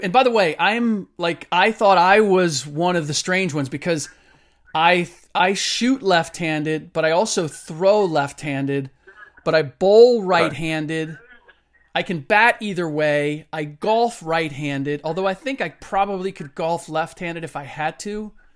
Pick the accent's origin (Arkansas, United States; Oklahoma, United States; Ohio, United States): Ohio, United States; Cincinnati; moved away; My parents still live in the same house that I grew up in in Cincinnati